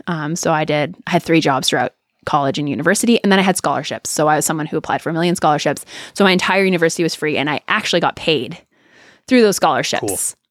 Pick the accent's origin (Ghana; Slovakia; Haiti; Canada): Canada; now in United States; I was terrified of student loans because I came from Canada, which it's not a big conversation up there.